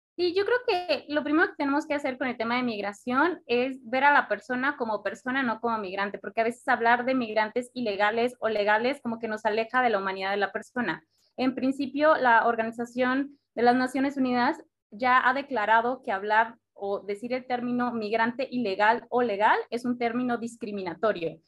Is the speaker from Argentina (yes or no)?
no; Mexico; nosotros como mexicanos